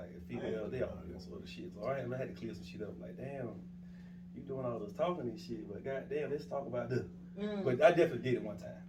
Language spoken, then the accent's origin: English; Williamsburg, South Carolina, United States; also born or lived in Columbia, South Carolina; I'm from Williamsburg